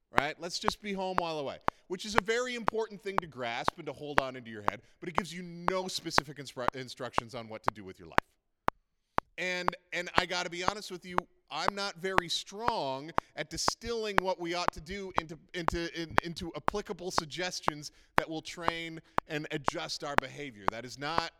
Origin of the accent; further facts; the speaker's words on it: Prince Edward Island, Canada; now in Alberta, Canada; I am from Prince Edward Island. And when you're born on Prince Edward Island, you are always from Prince Edward Island.